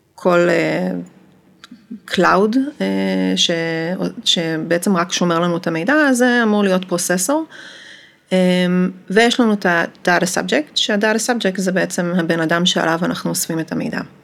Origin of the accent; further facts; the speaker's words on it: Amsterdam, North Holland, Netherlands; moved away as an adult; now in Israel; אני גרתי באמסטרדם מגיל שמונה, ועשיתי שם אה, תואר ראשון ותואר שני, ואחרי התואר השני אה, עליתי לארץ